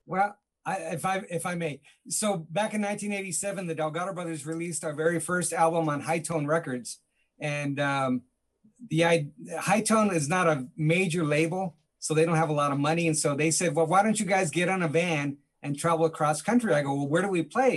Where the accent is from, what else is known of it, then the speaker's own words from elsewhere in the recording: Los Angeles, California, United States; we grew up in East